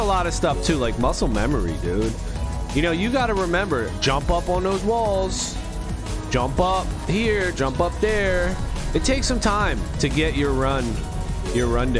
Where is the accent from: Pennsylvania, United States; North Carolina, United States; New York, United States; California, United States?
Pennsylvania, United States; Philadelphia; I'm from Philly. I'm on the other side. We from Philly out here.